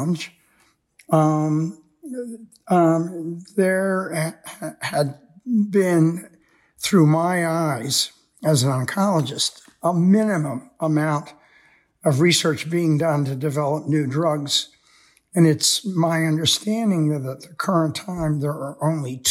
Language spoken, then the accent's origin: English; United States; Most of us growing up in America